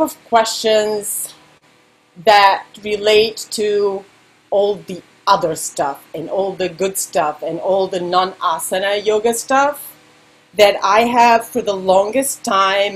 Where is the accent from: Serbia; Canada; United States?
Serbia; English is a second language; moved away; me growing up in Serbia and learning all the pop songs by imitating them